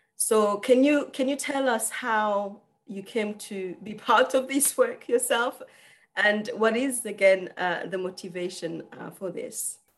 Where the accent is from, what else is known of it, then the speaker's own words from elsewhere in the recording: Rwanda; I am from Rwanda